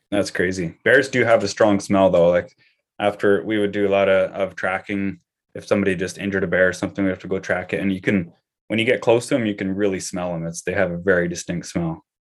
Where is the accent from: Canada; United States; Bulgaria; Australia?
Canada; as just a Canadian citizen